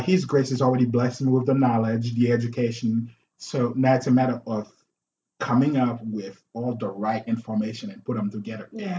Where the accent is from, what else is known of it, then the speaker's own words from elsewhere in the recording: Haiti; now in United States; I'm from Haiti. Uh, when I came here in '94